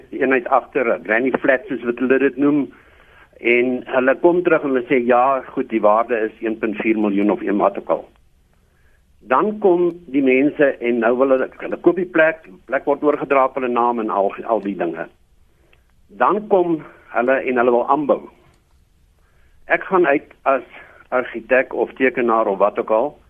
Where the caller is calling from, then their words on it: Roodepoort, Gauteng, South Africa; Ek is hier van Rodepoort.